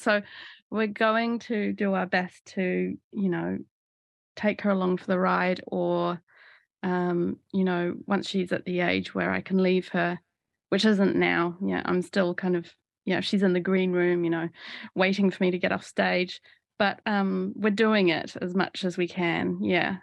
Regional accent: Auckland, New Zealand; moved away as an adult; From, from the age of ten, I, I grew up around the Titirangi suburb, um, of West Auckland

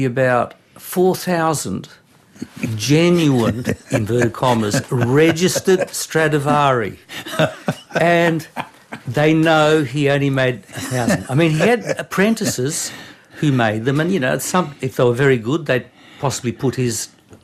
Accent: Brisbane, Queensland, Australia; English is a second language; also born or lived in Concord; I was born in Brisbane, of all places, but I only started speaking English when I was 5, when I went to primary school. So I came from an expatriate Balkan culture

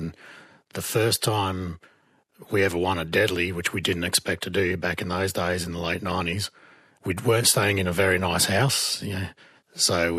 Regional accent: Northern Territory, Australia; I'm from the Arana Mob, Bantarinya Mapa.

